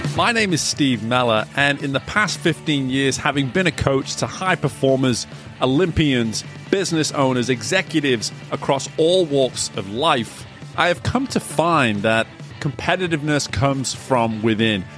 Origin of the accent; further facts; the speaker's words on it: England, United Kingdom; accent: English; moved away; a fellow English person